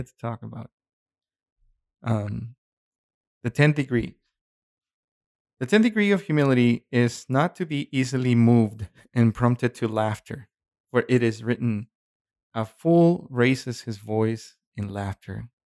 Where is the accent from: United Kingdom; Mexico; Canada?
Mexico; moved away; growing up in Mexico